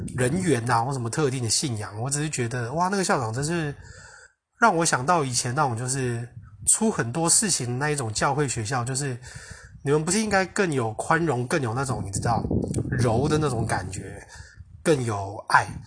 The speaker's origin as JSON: {"language": "Chinese", "country": "Taiwan", "moved": "yes", "said": "我是台湾人"}